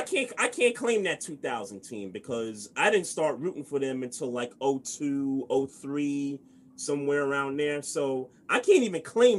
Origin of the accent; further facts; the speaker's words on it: New York City, New York, United States; I grew up in Brooklyn.